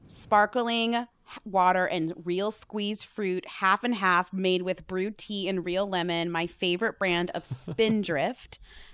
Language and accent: English; Newton, Massachusetts, United States; It is made in my hometown, weirdly, like it's from Newton, Massachusetts.